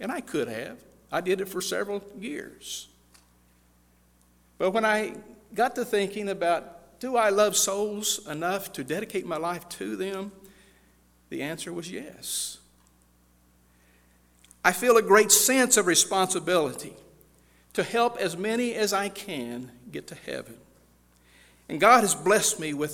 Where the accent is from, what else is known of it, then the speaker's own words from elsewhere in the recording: California, United States; I grew up in California in a little town of about 10,000